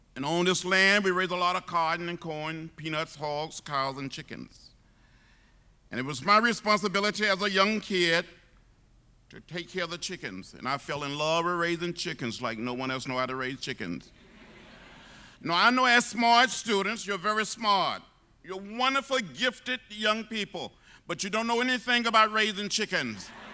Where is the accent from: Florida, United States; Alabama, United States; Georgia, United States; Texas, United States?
Alabama, United States; Troy; moved away as an adult; also born or lived in Nashville, Tennessee; growing up outside of Troy, Alabama, fifty miles from Montgomery